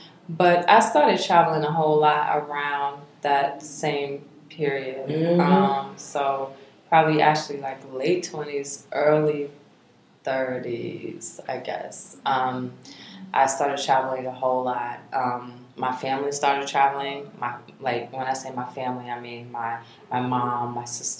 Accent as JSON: {"language": "English", "town": "Charlotte", "region": "North Carolina", "country": "United States", "tie": "born or raised there", "said": "I'm from Charlotte. I'm a native."}